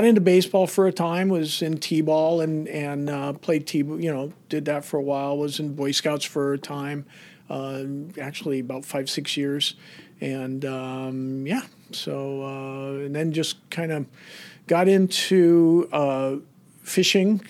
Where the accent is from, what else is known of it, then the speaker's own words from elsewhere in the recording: Kailua, Hawaii, United States; Born and raised on Oahu. Went to Kainalu Elementary and then went to Kalaheo when I was junior high.